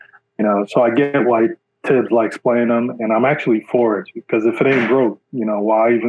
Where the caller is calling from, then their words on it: Jersey City, New Jersey, United States; I'm calling from Jersey City, New Jersey.